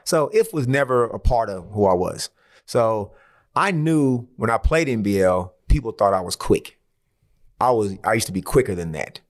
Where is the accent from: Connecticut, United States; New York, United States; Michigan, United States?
Michigan, United States; Saginaw; moved away as an adult; now in Australia; I'm from Saginaw, which is, let's say, like a hundred miles from Detroit.